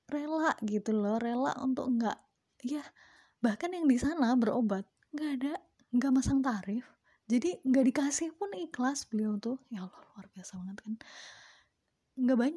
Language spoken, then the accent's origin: Indonesian; Semarang, Central Java, Indonesia; beliau juga sama kayak gue juga asalnya dari Semarang